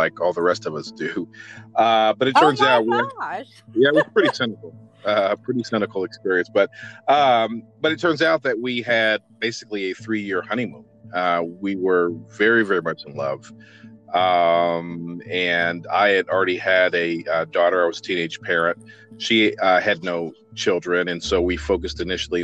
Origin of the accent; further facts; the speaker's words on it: Midwest, United States; moved away; I'm originally from the Midwest